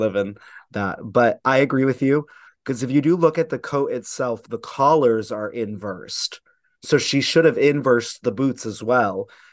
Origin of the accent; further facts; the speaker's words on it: United States; as an American, it's, I, I like being American.